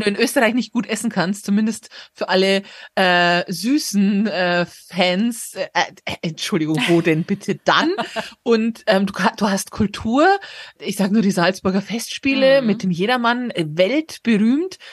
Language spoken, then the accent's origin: German; Munich, Bavaria, Germany; als Münchner